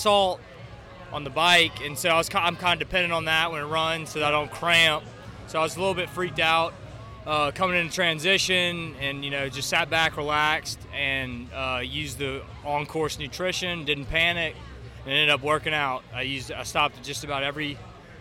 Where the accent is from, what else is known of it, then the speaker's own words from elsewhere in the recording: Baton Rouge, Louisiana, United States; from Baton Rouge, Louisiana, born and raised